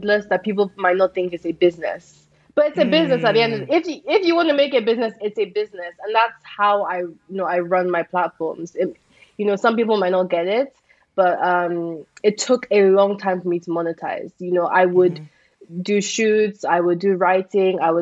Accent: Nigeria; being a Nigerian influencer

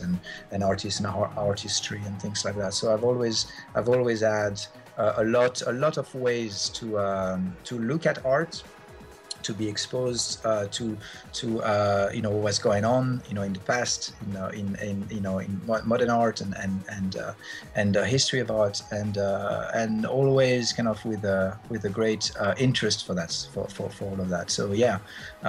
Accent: Geneva, Switzerland; moved away as an adult; now in London, United Kingdom; I grew up in Geneva and in Switzerland, and it's a fairly small place

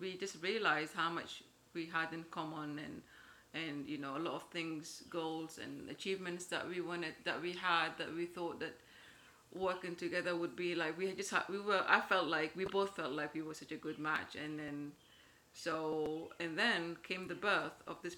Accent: London, United Kingdom; moved away as an adult; now in Omaha, United States; I grew up in London. My parents are from Yemen

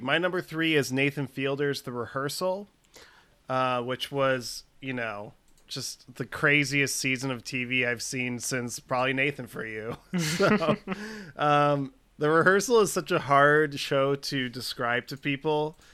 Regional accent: Chicago, Illinois, United States; I grew up in Chicago. So I feel like I'm a bad Chicagoan

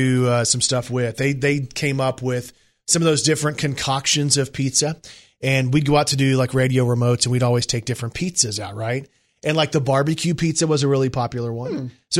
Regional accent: Brooklyn, New York, United States; I'm from Brooklyn, New York.

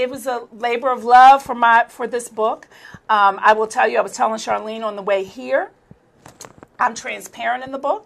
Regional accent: Baltimore, Maryland, United States; that's where I'm originally from

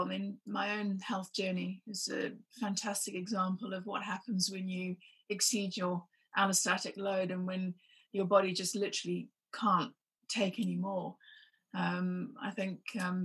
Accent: Zimbabwe; I was growing up in Zimbabwe

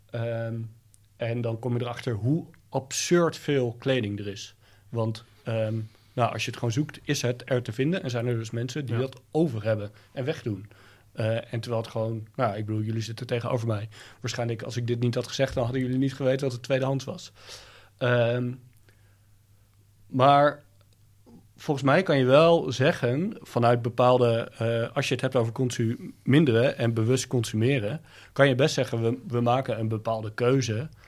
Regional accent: Thailand; born there; Nou, ik ben, ik ben in Thailand geboren.

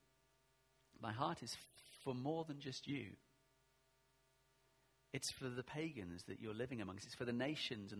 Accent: England, United Kingdom; I am English

